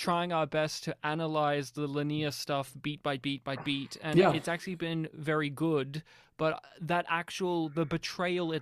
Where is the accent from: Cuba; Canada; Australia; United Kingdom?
Australia; as an Australian